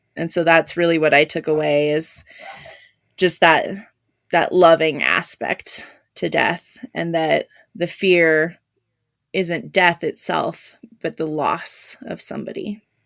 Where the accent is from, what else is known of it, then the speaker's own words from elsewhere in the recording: Southern California, United States; the first funeral home I worked at was in my hometown in Southern California